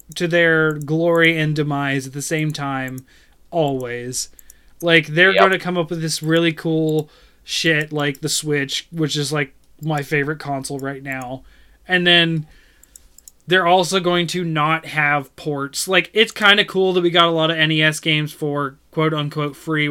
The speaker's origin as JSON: {"language": "English", "country": "United States", "said": "I am American"}